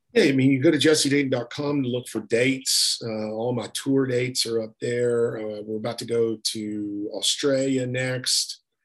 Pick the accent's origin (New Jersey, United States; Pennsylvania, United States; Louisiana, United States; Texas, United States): Texas, United States; Beaumont; I'm from Beaumont, Texas